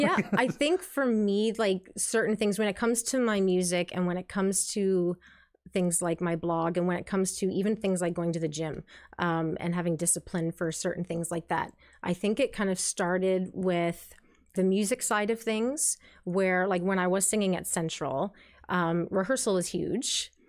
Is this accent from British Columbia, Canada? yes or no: no; St. Catharines, Ontario, Canada; also born or lived in Kitchener-Stratford area, Ontario; Born and raised in St. Catharines here. I've lived in the Niagara region for most of my life